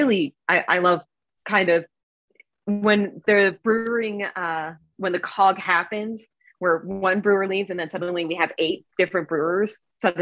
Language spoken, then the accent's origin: English; Cape Cod, Massachusetts, United States; moved away; I'm originally from Cape Cod, and I went back to Massachusetts, and somebody opened a brewery in my hometown.